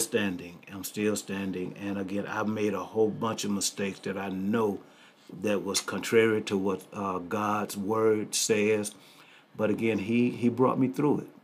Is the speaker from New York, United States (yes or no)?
no; Greenville, Mississippi, United States; also born or lived in Miami, Florida; now in Wichita, United States; I was born and raised in Mississippi, Greenville, Mississippi